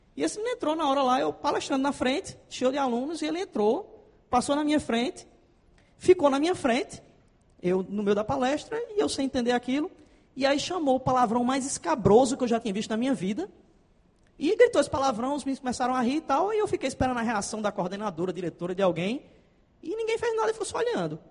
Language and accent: Portuguese; Paraíba, Brazil; accent: Paraíba slang; eu tenho muita gíria paraibana, tá, gente? Que eu sou paraibano